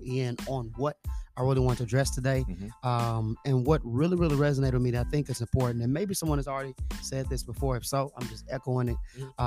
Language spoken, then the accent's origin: English; Memphis, Tennessee, United States; moved away as an adult; also born or lived in Huntsville, Texas / Atlanta, Georgia; now in Nashville, United States; I was raised in Memphis, Tennessee. So Memphis is home for me.